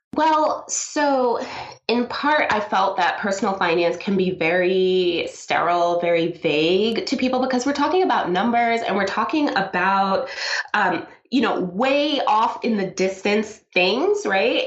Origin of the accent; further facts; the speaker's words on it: New York City, New York, United States; also born or lived in South America; I was born in South America. I came to the United States when I was two, and I grew up in Brooklyn